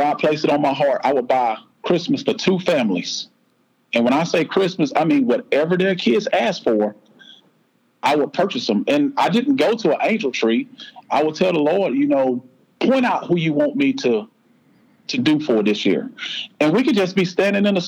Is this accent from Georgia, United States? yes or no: no; South Florida, United States; now in Shelby, United States; I grew up in South Florida, a single parent